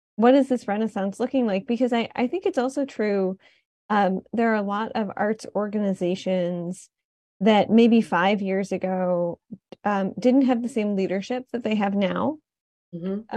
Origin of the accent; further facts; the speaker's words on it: Detroit, Michigan, United States; moved away as an adult; now in New Haven, United States; I was coming from Detroit where I grew up